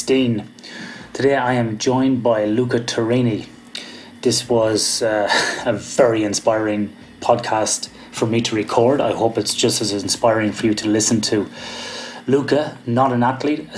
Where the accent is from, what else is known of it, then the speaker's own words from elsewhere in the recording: Australia; accent: Australian; also born or lived in Perth, Australia; I have got my Australian accent and it's very strong